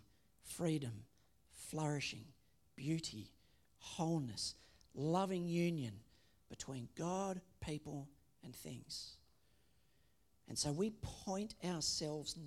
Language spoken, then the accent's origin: English; Australia; we say that we are Australian. That by citizenship, that we are associated with this country